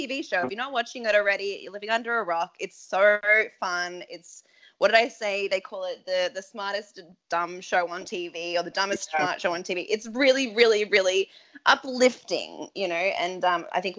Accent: Australia; as an Aussie

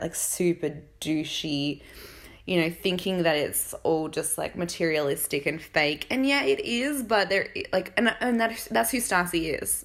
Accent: Australia; accent: Australian valley girl; I'm Australian

